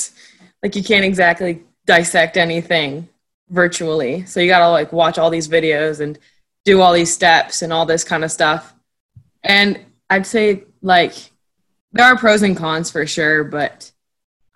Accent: Fort Mill, South Carolina, United States; I'm from Fort Mill, South Carolina

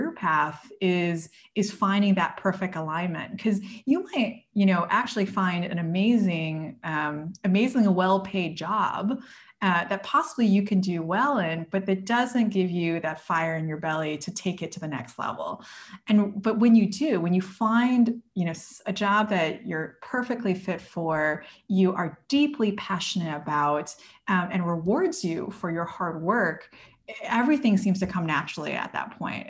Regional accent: United States; I grew up in the United States

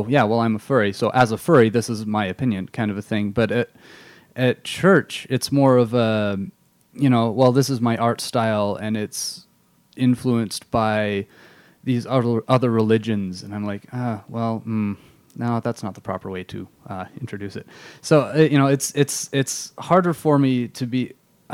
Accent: England, United Kingdom; now in Utah, United States; I grew up in England, and the religious culture there is is very different from how it is in Utah

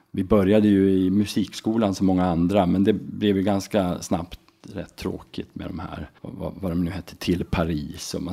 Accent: Enköping, Uppsala County, Sweden; also born or lived in Falun / Mora; Faktiskt är jag född eh, i Uppsala, uppvuxen i Enköping. Sen så sökte vi oss upp upp eh, mot eh, Mora när jag var i skolåldern

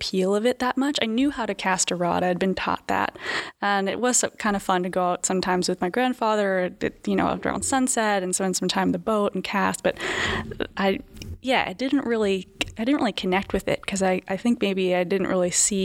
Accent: just outside of Boston, Massachusetts, United States; I grew up just outside of Boston, Massachusetts, in the suburbs, actually, not far outside the city.

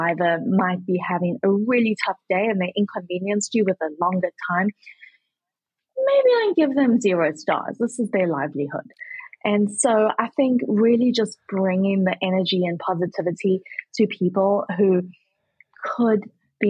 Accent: South Africa; moved away as an adult; also born or lived in Kentucky; now in United States

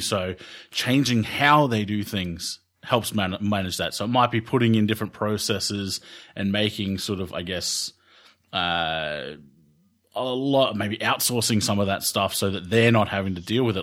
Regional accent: Australia; I'm Australian

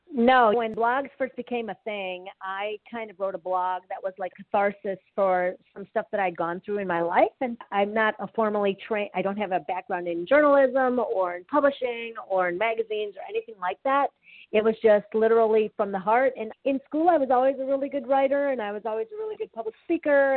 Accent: Wisconsin, United States; moved away; also born or lived in Chicagoland area / Ann Arbor; I grew up in Wisconsin

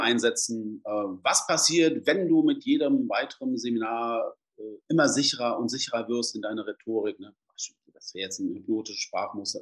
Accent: Braunschweig, Lower Saxony, Germany; bin ja aus Braunschweig

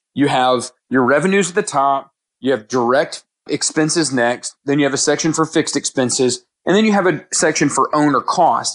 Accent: Houston, Texas, United States; now in Dallas, United States; I grew up in Houston

